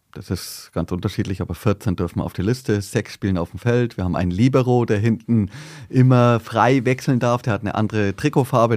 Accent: Bad Reichenhall, Bavaria, Germany; accent: southern; also born or lived in Berlin; now in Wiesbaden, Germany; in Berlin geboren und dann mit zweieinhalb war ich schon wieder im südlichen Bad Reichenhall

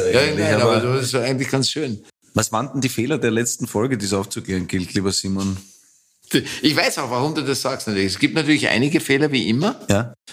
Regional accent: England, United Kingdom; born there; ich bin in England geboren und äh, habe einen völlig anderen Dialekt

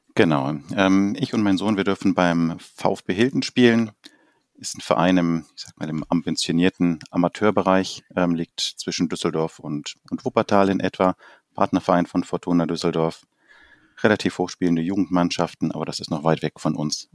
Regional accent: Uruguay; now in Germany; als ich selber noch als Kind in Uruguay Fußball gespielt habe

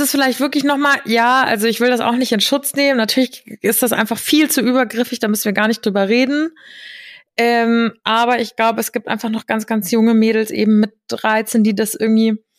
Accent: Hesse, Germany; ich bin ja gebürtige Hessin

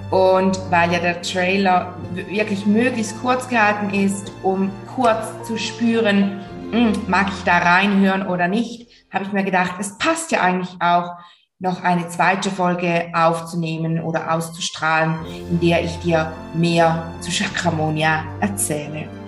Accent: Switzerland; Und wie du vielleicht hörst, bestimmt hörst du es, komme ich aus der Schweiz, aus der wunder, wunderschönen Schweiz. Und ich habe hier in St. Gallen meine Praxis

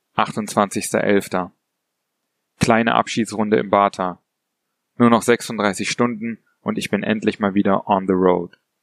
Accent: Berlin, Germany; moved away; Ich bin Berliner und habe die Stadt schon oft verlassen

